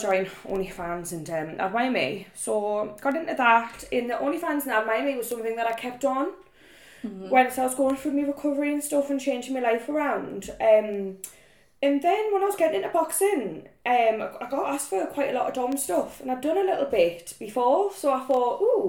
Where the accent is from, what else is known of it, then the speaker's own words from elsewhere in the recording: Newcastle upon Tyne, North East England, United Kingdom; I am 27, I'm from Newcastle